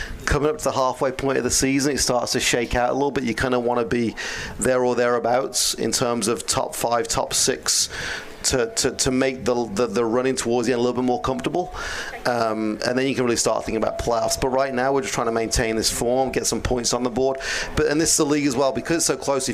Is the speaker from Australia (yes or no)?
no; Birmingham, West Midlands, United Kingdom; now in United States; Birmingham, England